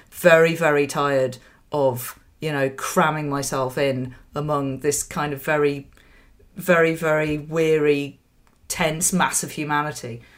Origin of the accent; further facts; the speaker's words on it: Yorkshire and the Humber, United Kingdom; now in London, United Kingdom; I was born in London, I grew up in West Yorkshire